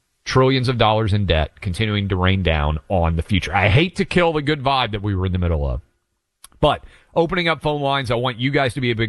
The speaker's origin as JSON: {"language": "English", "region": "Tennessee", "country": "United States", "said": "here in my home state of Tennessee"}